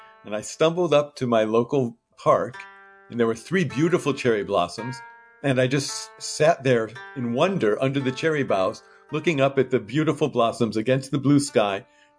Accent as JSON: {"language": "English", "town": "Piedmont", "region": "California", "country": "United States", "tie": "born or raised there", "said": "And there were a few precious moments when my hometown, Piedmont, and Kyoto became one and the same."}